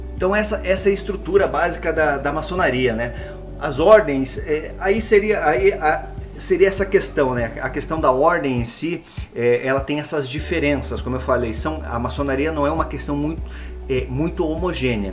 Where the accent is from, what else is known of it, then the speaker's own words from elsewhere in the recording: Paraná, Brazil; eu sou aqui do estado do Paraná, resido em Curitiba